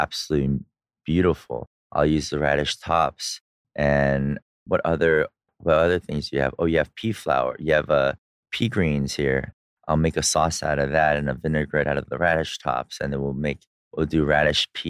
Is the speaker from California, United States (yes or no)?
yes; California, United States; moved away as an adult; also born or lived in Korea (ancestry); now in Dubai, United Arab Emirates; I'm a hippie from California